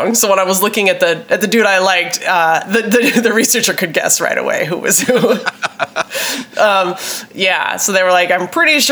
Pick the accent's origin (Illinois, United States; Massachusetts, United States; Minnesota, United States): Minnesota, United States; Minneapolis; my home state and my hometown of Minneapolis.